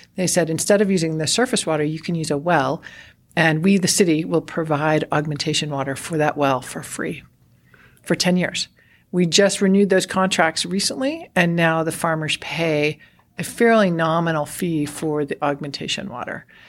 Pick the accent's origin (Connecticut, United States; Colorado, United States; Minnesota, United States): Colorado, United States; Roaring Fork Valley; when I was growing up in Colorado, I grew up in the Roaring Fork Valley